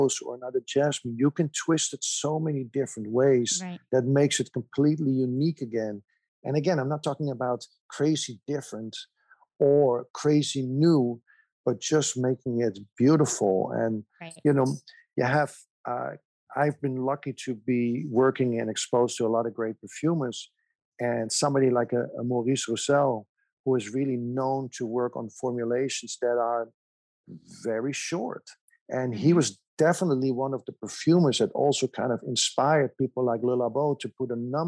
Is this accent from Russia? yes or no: no; Amsterdam, North Holland, Netherlands; moved away as an adult; also born or lived in Germany; I was, you know, born and raised in Amsterdam